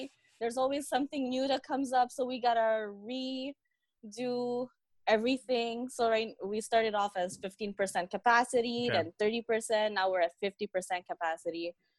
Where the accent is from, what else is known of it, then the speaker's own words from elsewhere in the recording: Montreal, Quebec, Canada; Born and raised in Montreal. Born at St. Mary's Hospital.